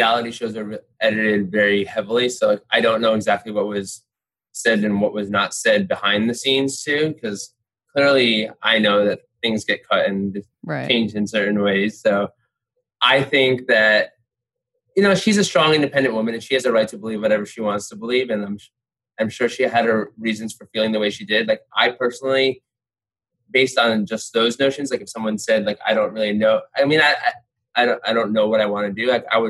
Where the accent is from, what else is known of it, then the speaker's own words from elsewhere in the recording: North India, India; Yeah, I'm like, I'm North Indian, and I'm like, I was considered like very dark for North Indians.